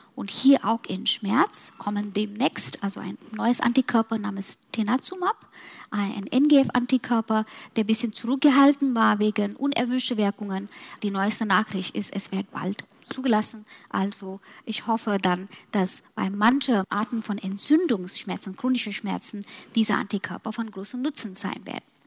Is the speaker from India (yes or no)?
yes; Mumbai, Maharashtra, India; German is a second language; now in Germany; nach meinen Heimat gehen, Mumbai